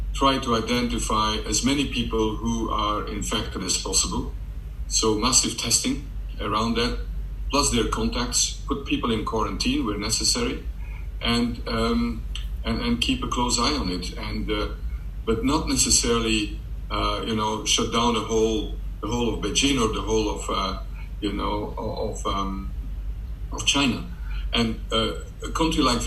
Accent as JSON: {"language": "English", "country": "Belgium", "moved": "yes", "lives_now": "London, United Kingdom", "said": "I'm from Belgium"}